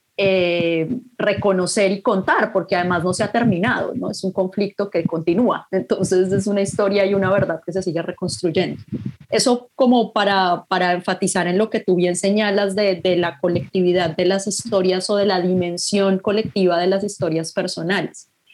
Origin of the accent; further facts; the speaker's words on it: Bogotá, Colombia; moved away as an adult; also born or lived in Canada; soy de Bogotá